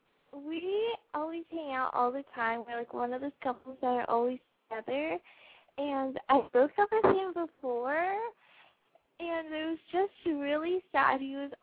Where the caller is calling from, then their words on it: Orange County, California, United States; I'm 18. I'm calling from Orange County